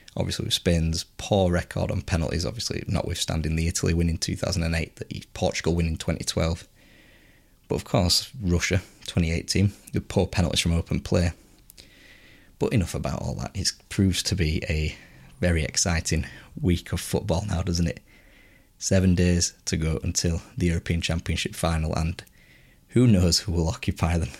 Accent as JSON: {"language": "English", "region": "England", "country": "United Kingdom", "said": "as English people"}